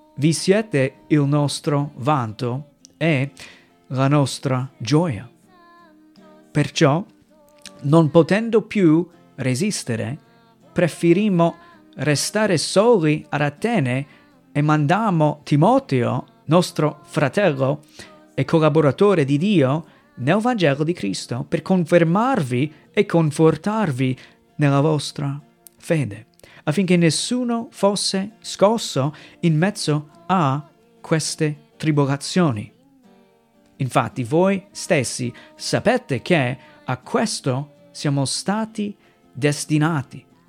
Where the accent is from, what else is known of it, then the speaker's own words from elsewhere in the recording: United States; Italian is a second language; moved away as an adult; now in Italy; vengo dai Stati Uniti, eh, subito riesci a capire che ho un accento diverso, non sono italiano